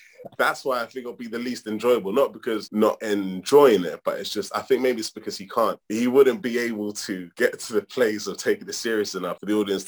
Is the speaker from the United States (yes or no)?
no; United Kingdom; Mom and dad, Nigerians, flew from Nigeria to the UK in the 70s with next to nothing